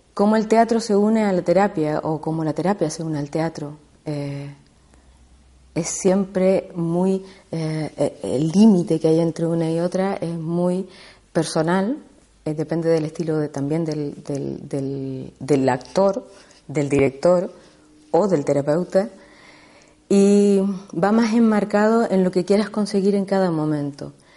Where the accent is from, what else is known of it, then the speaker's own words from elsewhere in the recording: Chile; yo soy chilena, eh, estudié hace mucho tiempo en Chile teatro